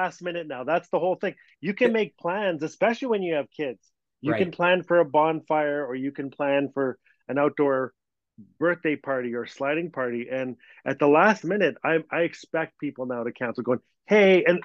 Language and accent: English; Fort Smith, Northwest Territories, Canada; Fort Smith, my hometown